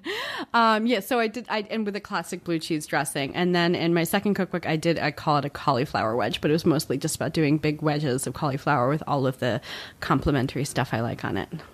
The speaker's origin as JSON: {"language": "English", "region": "New Jersey", "country": "United States", "tie": "born or raised there", "said": "I grew up in Central Jersey"}